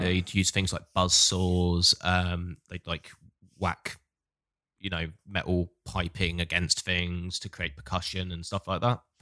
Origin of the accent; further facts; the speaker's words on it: Hastings, South East England, United Kingdom; moved away as an adult; also born or lived in Bournemouth; I grew up in Hastings in the South, went to uni in Bournemouth in the South